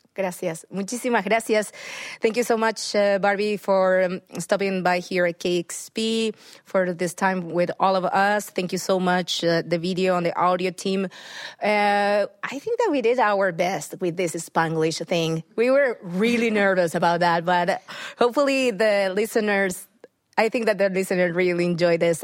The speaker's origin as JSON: {"language": "English", "country": "Argentina", "said": "we are all from Argentina"}